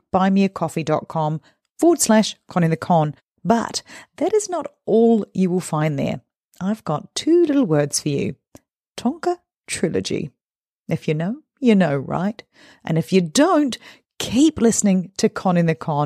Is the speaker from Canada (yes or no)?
no; New Zealand; I am a Kiwi.